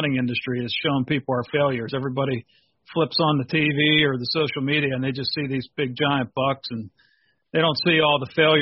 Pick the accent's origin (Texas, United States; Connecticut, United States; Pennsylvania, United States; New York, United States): Pennsylvania, United States; growing up in Pennsylvania